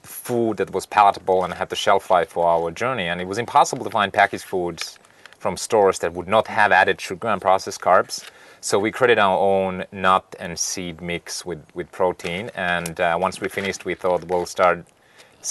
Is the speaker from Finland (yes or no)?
yes; Finland; now in United States; I was born and raised in Finland